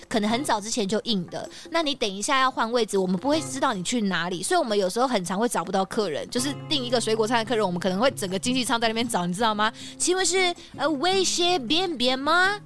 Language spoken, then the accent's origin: Chinese; Taiwan; 我们台湾人